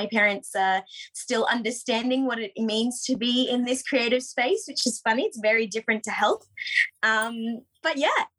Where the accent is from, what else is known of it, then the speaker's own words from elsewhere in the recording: Brisbane, Queensland, Australia; moved away as an adult; also born or lived in Sydney / Melbourne; decided to make Brisbane, me and Jen, our home. So that's where I was born and raised, and I've got a younger brother as well. So I'm one of three. All I've ever known is growing up in Brisbane